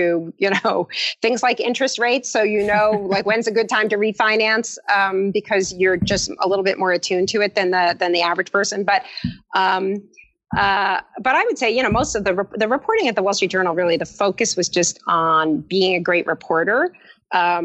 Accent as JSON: {"language": "English", "town": "East Brunswick", "region": "New Jersey", "country": "United States", "tie": "born or raised there", "said": "I grew up in East Brunswick, and I played the viola."}